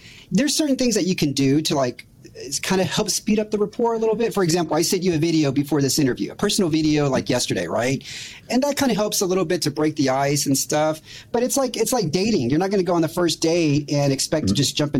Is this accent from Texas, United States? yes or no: yes; Houston, Texas, United States; moved away; that's my hometown